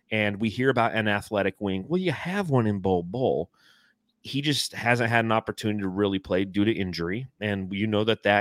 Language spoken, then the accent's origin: English; Phoenix, Arizona, United States; Yeah, he's flex from Jersey. I'm … from Phoenix.